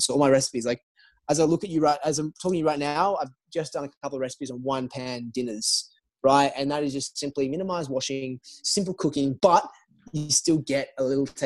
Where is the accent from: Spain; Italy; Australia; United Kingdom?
Australia; moved away as an adult; now in United States; growing up in Australia